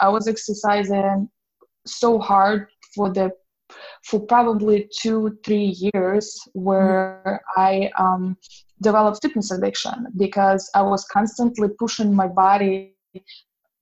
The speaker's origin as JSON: {"language": "English", "country": "Belarus", "tie": "born or raised there", "moved": "as an adult", "said": "I grew up in Belarus"}